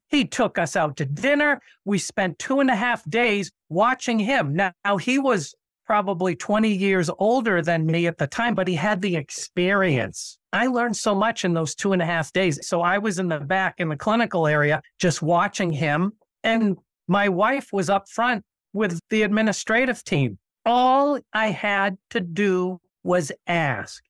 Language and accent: English; Nashua, New Hampshire, United States; I went back and practiced in my hometown in Nashua, New Hampshire